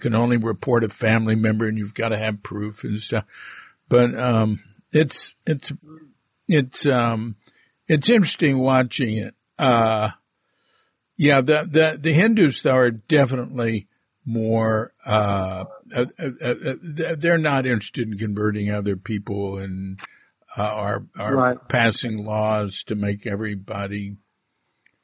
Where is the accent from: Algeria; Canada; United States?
United States; moved away as an adult; now in Bali, Indonesia; growing up in America